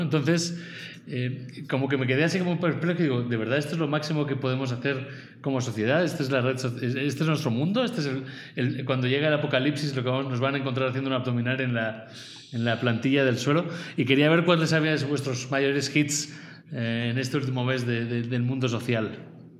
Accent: Spain; como español

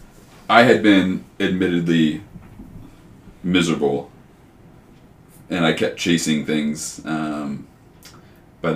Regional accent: Cold Spring, Kentucky, United States; also born or lived in Cincinnati, Ohio; Born in Cincinnati. I grew up in Northern Kentucky. I always tell people I grew up in Cincinnati just because nobody knows where Cold Spring, Kentucky is

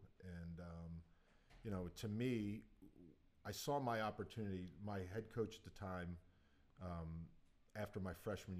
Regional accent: Berkeley Heights, New Jersey, United States; From Berkeley Heights, New Jersey.

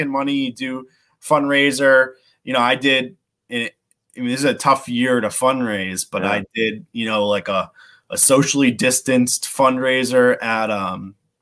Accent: Cranston, Rhode Island, United States; now in Warwick, United States; I grew up in Cranston

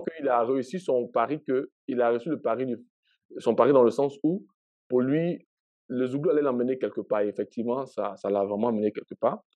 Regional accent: Abidjan, Côte d’Ivoire; moved away as an adult; also born or lived in Daloa / Gagnoa; now in Canada; j'ai grandi à Abidjan

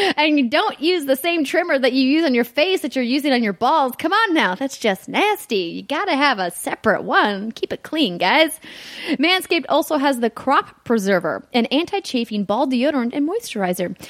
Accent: Fargo, North Dakota, United States; moved away; my hometown of Fargo, North Dakota

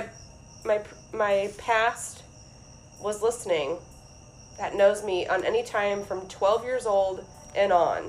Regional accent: Ohio, United States; moved away; I'm from Ohio

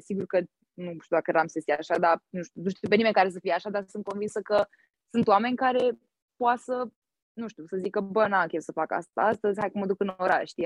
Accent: Bucharest, Romania; moved away as an adult; now in United States; eu în București locuiesc în sectorul 1

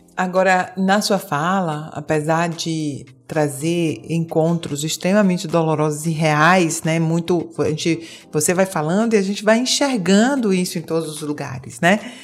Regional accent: Bahia, Brazil; now in Portugal; Eu sou da Bahia, estou aqui em Portugal, mas sou da Bahia

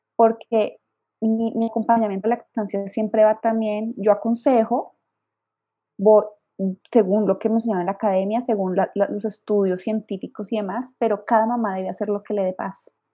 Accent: Colombia; moved away as an adult; also born or lived in Bogotá, Colombia; now in Mexico City, Mexico; soy colombiana de nacimiento y mexicana de corazón.

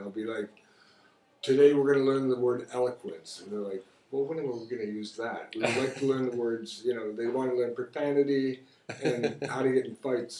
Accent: Chicago, Illinois, United States; moved away as an adult; now in China; I grew up in Jefferson Park, which is like super safe, super nice. It's firemen, plumbers, electricians.

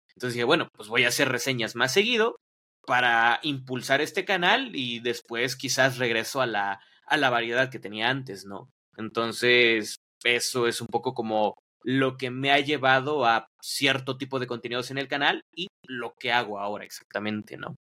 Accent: Mexico; aquí en, en, en, México, perdón, porque no soy de Ciudad de México

